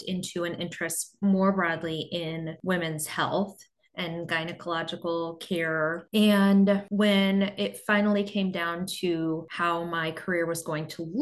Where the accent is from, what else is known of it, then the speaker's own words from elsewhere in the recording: Midwest, United States; moved away as an adult; also born or lived in Nashville, Tennessee; now in Pennsylvania, United States; we are both from the Midwest